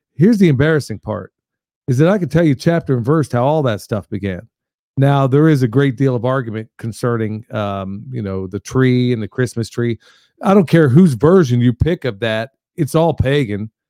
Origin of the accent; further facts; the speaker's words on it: Coatesville, Pennsylvania, United States; moved away; also born or lived in Lancaster, Pennsylvania / Oklahoma; that's where I grew up initially, was in Coatesville, Pennsylvania, just outside of Philly, about thirty miles